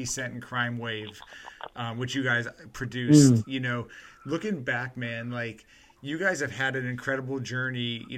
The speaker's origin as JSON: {"language": "English", "region": "Central Virginia", "country": "United States", "said": "I'm from Central Virginia"}